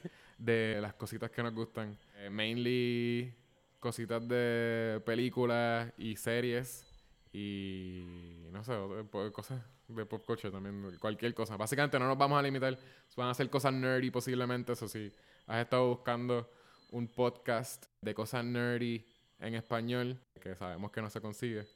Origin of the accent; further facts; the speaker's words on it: Puerto Rico; also born or lived in San Francisco; somos los dos puertorriqueños. Yo estoy en Puerto Rico